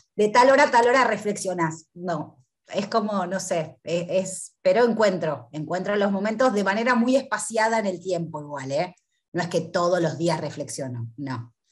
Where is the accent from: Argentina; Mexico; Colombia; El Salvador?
Argentina; soy de Argentina